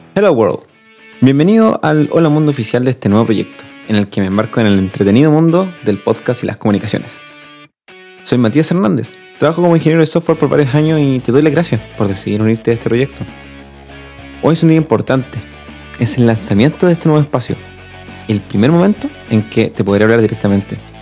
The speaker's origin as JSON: {"language": "Spanish", "country": "Chile", "also_born_or_lived": "Talca", "said": "soy chileno y vivo en Talca"}